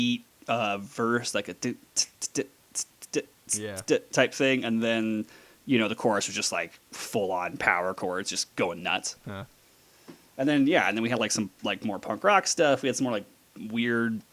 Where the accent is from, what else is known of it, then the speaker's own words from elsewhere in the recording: Las Vegas, Nevada, United States; I am from Las Vegas, where I currently live. I'm one of the rare born and bred Las Vegans